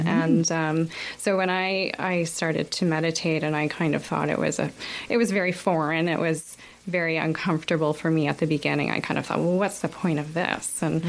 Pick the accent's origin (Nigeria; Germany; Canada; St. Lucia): Canada; Kingston, Ontario; moved away as an adult; also born or lived in Toronto / Denmark; now in Halifax, Canada; I'm from Kingston, Ontario. And I grew up there, lived in the same household all my life. And I went to school in Toronto where I studied psychology.